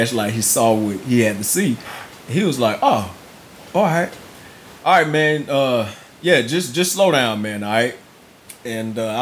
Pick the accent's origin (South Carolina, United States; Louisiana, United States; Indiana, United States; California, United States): Louisiana, United States; moved away; I went back home to Louisiana